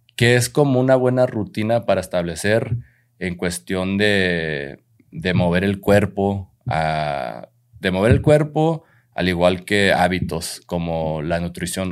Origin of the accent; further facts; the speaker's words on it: Mexico; en nuestra cultura como mexicanos hay muchas cosas muy, muy lindas de nuestra cultura